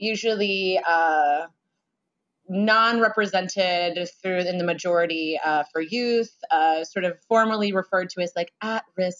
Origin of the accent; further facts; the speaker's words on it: San Francisco, California, United States; growing up in San Francisco